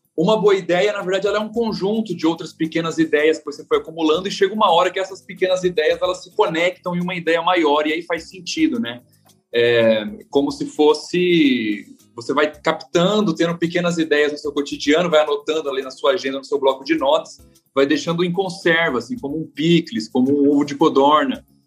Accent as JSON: {"language": "Portuguese", "town": "Presidente Prudente", "region": "São Paulo", "country": "Brazil", "said": "eu sou caipira de Presidente Prudente, interior de São Paulo"}